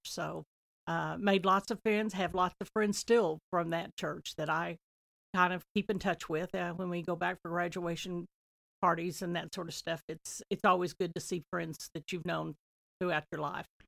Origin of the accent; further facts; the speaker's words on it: Talala, Oklahoma, United States; also born or lived in Nowata, Oklahoma; I was born in Knowata, but I lived in Tlaloc for the first twenty years in the same house